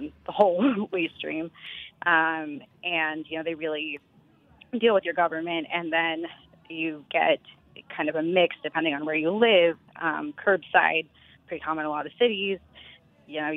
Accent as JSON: {"language": "English", "town": "Austin", "region": "Texas", "country": "United States", "tie": "born or raised there", "said": "I grew up in Texas in Austin"}